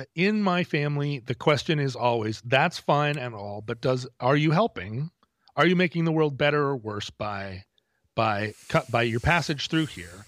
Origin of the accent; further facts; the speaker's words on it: United States; as an American